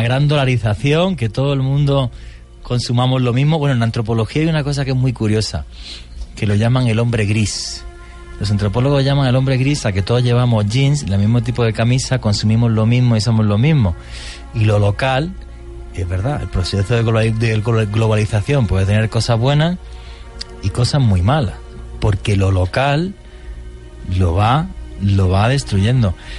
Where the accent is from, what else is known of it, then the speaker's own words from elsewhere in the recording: Spain; moved away; al que le debemos una transición, una transición democrática en mi país